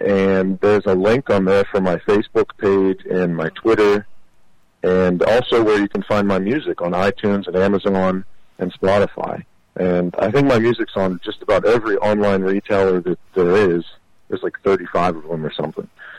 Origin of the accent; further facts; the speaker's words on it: Pittsburgh, Pennsylvania, United States; also born or lived in Los Angeles; I'm a guy from Pittsburgh, Pennsylvania, grew up loving music